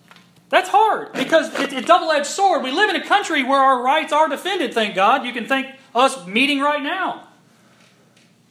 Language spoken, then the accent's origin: English; United States; as an American and a Christian